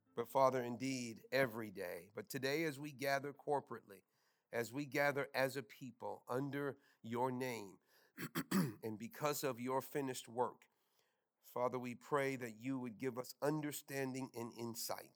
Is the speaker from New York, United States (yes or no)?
yes; New York City, New York, United States; moved away; Growing up in New York